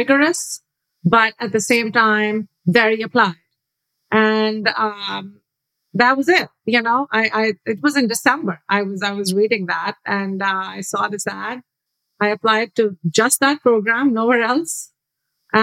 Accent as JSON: {"language": "English", "town": "Karachi", "region": "Sindh", "country": "Pakistan", "tie": "born or raised there", "said": "I grew up in Karachi, Pakistan."}